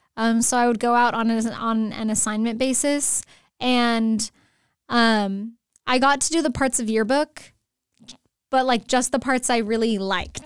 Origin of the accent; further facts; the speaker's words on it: San Antonio, Texas, United States; moved away as an adult; also born or lived in Steubenville, Ohio; now in Escondido, United States; I'm originally from San Antonio, Texas